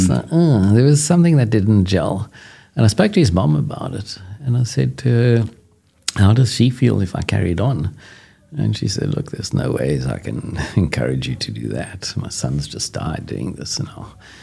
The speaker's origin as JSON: {"language": "English", "country": "South Africa", "said": "being cocky South African"}